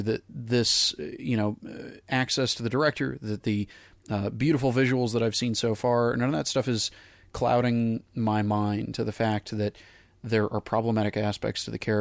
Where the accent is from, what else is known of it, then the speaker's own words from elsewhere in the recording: North Texas, United States; I grew up in North Texas as a young actor